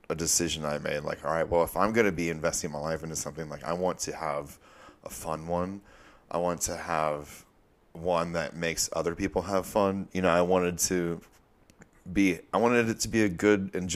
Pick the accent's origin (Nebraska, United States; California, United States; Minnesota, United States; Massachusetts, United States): California, United States; Huntington Beach; moved away as an adult; Yeah, I'm from Orange County, California. Like, oh, okay. Specifically, Huntington Beach, Newport Beach. I grew up, you know, I was raised out there.